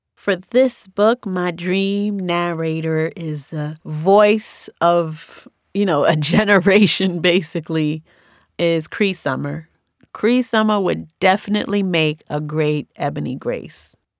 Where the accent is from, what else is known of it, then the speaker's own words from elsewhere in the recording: New York City, New York, United States; accent: New York; also born or lived in Haiti; I grew up in New York, and this New York accent is very specific